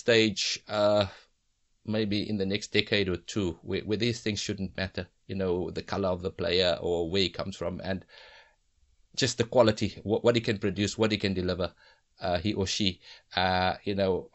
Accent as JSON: {"language": "English", "country": "South Africa", "tie": "born or raised there", "said": "the society that we lived in, that we grew up in South Africa"}